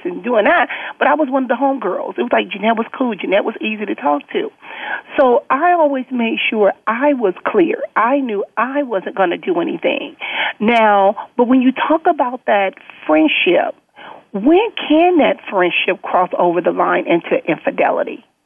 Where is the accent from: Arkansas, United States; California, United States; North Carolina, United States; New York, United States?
California, United States; Compton; growing up in Compton, most of my friends were always men